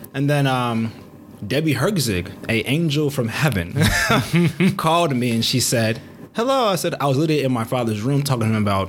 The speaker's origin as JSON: {"language": "English", "town": "Matteson", "region": "Illinois", "country": "United States", "tie": "born or raised there", "also_born_or_lived": "Ascot, England / Chicago, Illinois", "said": "is Nigerian. I love my country, love my people, love my family. That's the trifecta of hometown. But I guess I was raised in the south suburbs of Chicago."}